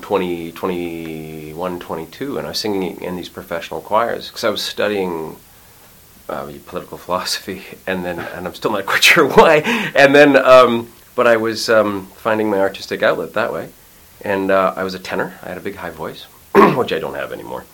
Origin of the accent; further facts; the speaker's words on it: Montreal, Quebec, Canada; moved away as an adult; I grew up in Montreal